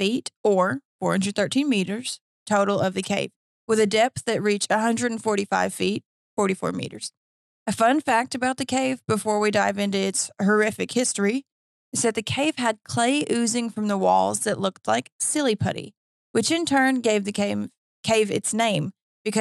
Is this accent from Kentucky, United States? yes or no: yes; Kentucky, United States; I'm from Kentucky